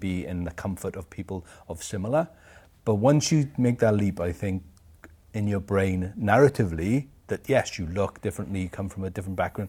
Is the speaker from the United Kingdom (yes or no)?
yes; Aberdare, Wales, United Kingdom; also born or lived in Pontypridd; I was born in Aberdare, which is further up the valleys, an old mining, uh, village.